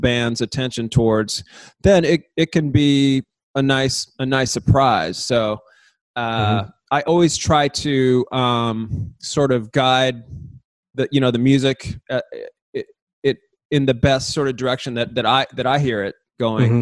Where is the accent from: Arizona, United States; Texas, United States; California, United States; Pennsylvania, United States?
California, United States; San Diego; growing up in San Diego, the part of the city that I grew up in was kind of like out in the sticks